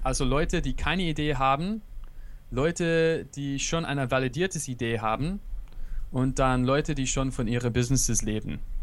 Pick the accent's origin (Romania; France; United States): United States; German is a second language; now in Berlin, Germany; ich bin im USA aufgewachsen